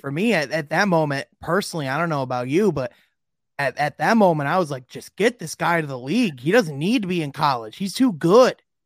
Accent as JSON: {"language": "English", "town": "Grand Rapids", "region": "Michigan", "country": "United States", "tie": "born or raised there", "said": "Grand Rapids, which is actually my hometown"}